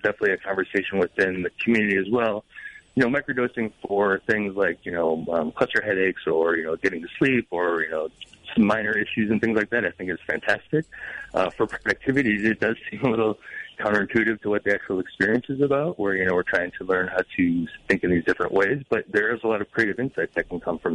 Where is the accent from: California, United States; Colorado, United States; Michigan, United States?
Michigan, United States; Detroit; moved away; I'm originally from the Detroit area